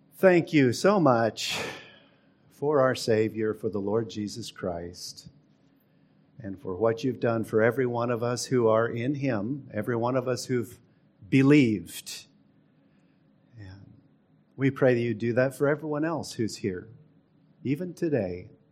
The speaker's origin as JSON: {"language": "English", "town": "Seattle", "region": "Washington", "country": "United States", "tie": "born or raised there", "moved": "yes", "lives_now": "Texas, United States", "said": "I grew up in Seattle"}